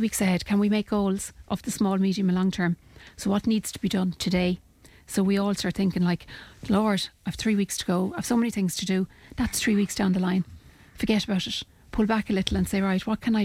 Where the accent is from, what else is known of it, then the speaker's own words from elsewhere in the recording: Ireland; we as Irish people